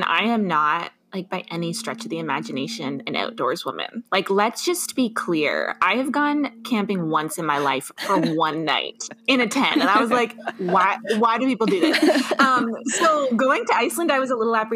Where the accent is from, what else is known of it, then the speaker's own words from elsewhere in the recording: Dundas, Ontario, Canada; I grew up in Dundas, Ontario